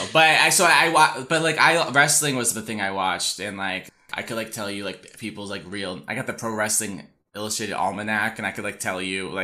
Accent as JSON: {"language": "English", "country": "United States", "said": "I'm American"}